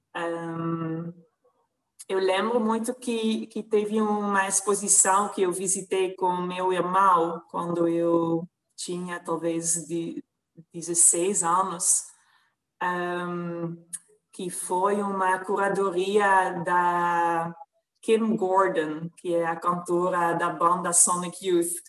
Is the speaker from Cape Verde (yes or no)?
no; Netherlands; Portuguese is a second language; moved away as an adult; now in Brazil; Eu nasci numa cidade pequena na Holanda